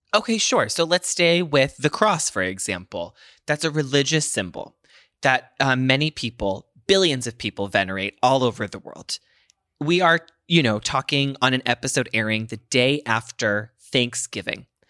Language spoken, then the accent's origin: English; United States